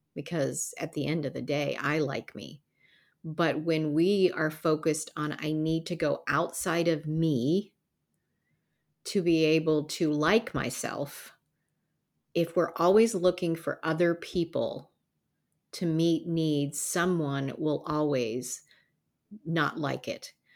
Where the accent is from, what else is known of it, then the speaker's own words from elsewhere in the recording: the South, United States; We grew up in the South